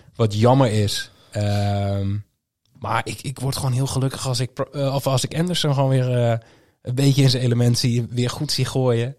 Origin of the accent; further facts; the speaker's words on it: Groningen, Netherlands; also born or lived in Schijndel, North Brabant; now in North Brabant, Netherlands; Ik kom oorspronkelijk uit Groningen. Ik woon tegenwoordig in, in het mooie Brabant